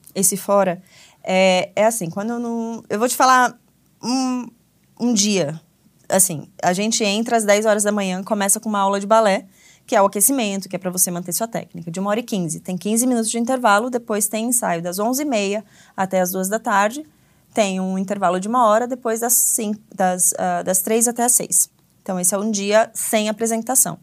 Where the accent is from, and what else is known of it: Brazil; also born or lived in United States; now in Berlin, Germany